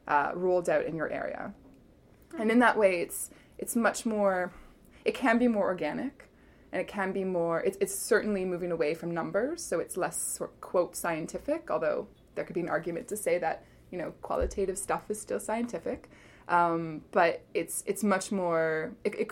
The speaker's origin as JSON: {"language": "English", "country": "Canada", "also_born_or_lived": "Middle East", "moved": "as an adult", "said": "Where we are as a Canadian society, I have to say, since I've come home"}